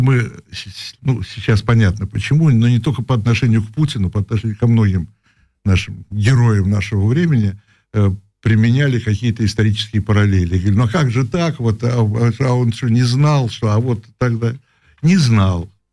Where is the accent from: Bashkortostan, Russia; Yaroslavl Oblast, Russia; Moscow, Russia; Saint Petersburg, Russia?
Moscow, Russia; also born or lived in Prague; Я москвич.